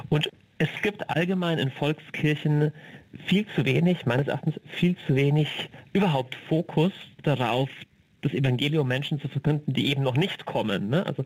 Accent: Bavaria, Germany; ich komme aus dem Niederbayerischen

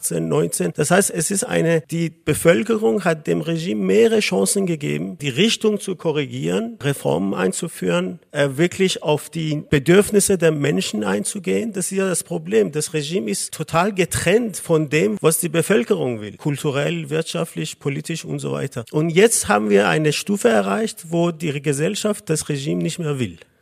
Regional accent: Iran; moved away as an adult; now in Vienna, Austria; ich komme aus dem Iran

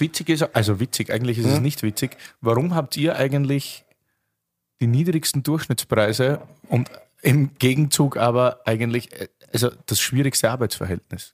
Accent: Austria; moved away as an adult; also born or lived in Vienna; now in Berlin, Germany; als Österreicher

